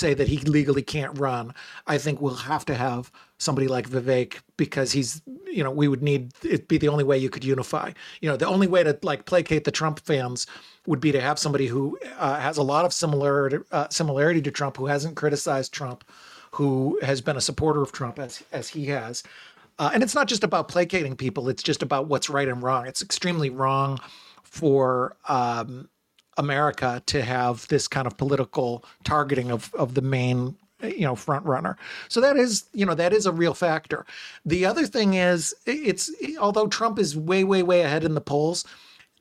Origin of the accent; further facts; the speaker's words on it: United States; as an American